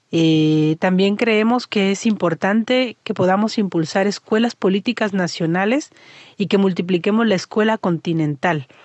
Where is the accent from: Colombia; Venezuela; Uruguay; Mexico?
Mexico; now in Chile; soy mexicana, viviendo en Chile, ahora con Guido